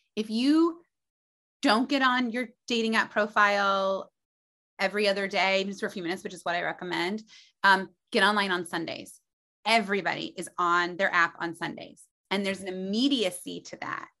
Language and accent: English; Indiana, United States; moved away as an adult; also born or lived in New York City; I was from Indiana.